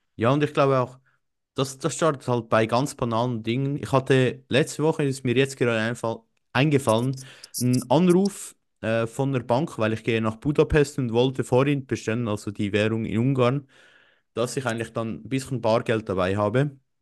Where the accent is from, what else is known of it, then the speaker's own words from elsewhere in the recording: Switzerland; bei uns in der Schweiz